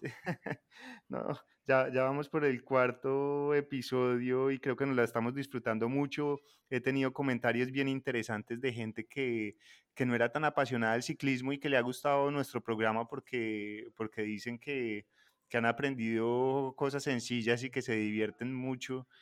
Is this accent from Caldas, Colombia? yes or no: yes; Chinchiná and Manizales area, Caldas, Colombia; por ser de mi tierra